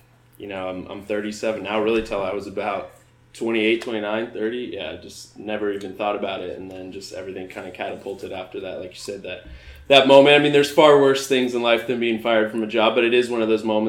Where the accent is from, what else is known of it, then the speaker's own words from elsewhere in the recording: Spokane, Washington, United States; moved away as an adult; now in Seattle area, United States; I grew up in the Spokane area, played sports my whole life